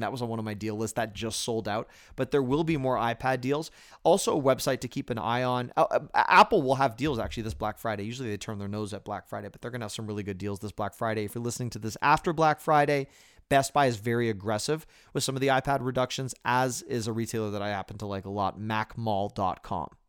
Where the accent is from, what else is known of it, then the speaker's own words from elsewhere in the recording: Toronto, Ontario, Canada; moved away; I was born in Toronto, Canada, and I am Canadian